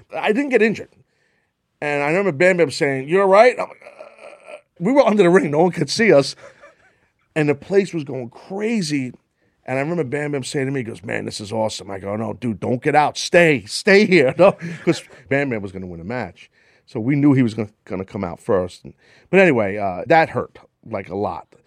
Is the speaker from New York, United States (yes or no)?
yes; New York, United States; I grew up in New York, right? So I grew up a city kid